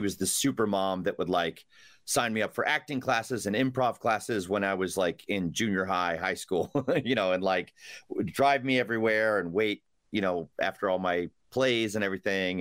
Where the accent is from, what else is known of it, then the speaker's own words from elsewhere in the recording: Rochester, New York, United States; also born or lived in Chelsea, New York City; now in New York City, United States; I originally from Rochester, New York